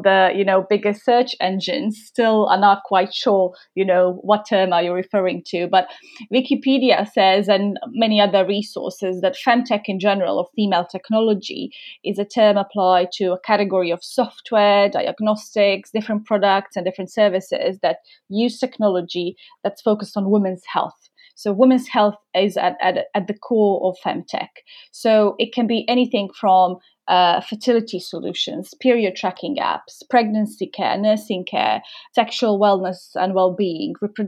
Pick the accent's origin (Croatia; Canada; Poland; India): Croatia; moved away as an adult; now in London, United Kingdom; I moved to London from Croatia. My roots are, I'm from Croatia originally.